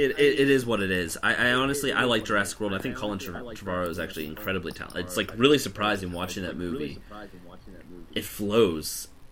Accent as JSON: {"language": "English", "country": "United States", "said": "Well, I mean, I am American"}